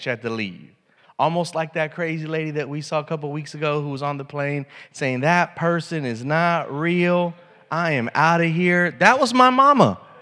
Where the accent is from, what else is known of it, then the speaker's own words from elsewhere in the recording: United States; as an American